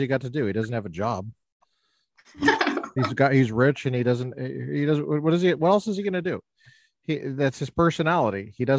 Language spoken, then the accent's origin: English; Littleton, Colorado, United States; moved away; I grew up in the suburbs of Littleton, which is in Jefferson County, Jeffco for short.